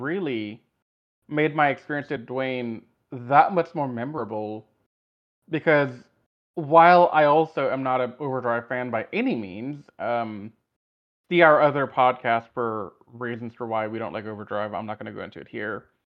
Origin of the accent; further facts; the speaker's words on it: Louisiana, United States; now in Houston, United States; I'm from Louisiana